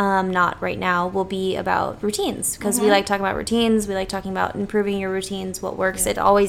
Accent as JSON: {"language": "English", "town": "Naples", "region": "Florida", "country": "United States", "tie": "born or raised there", "said": "we are both born and raised in Naples"}